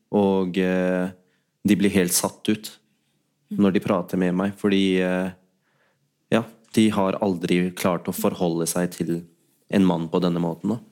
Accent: Oslo, Norway; also born or lived in Pakistan; Jeg har jo selv vokst opp ja, på Holmlia

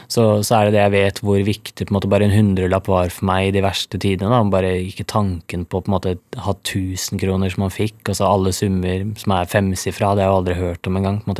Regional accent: Norway; Og på Rolløkka, der jeg kommer fra, det er jo et av de dyreste strøkene i Norge

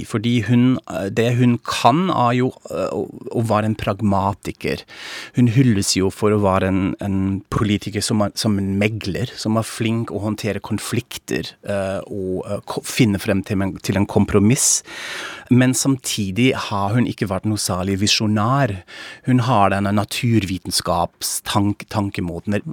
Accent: Frankfurt am Main, Hesse, Germany; now in Norway; jeg er tysk, fra Frankfurt am Main

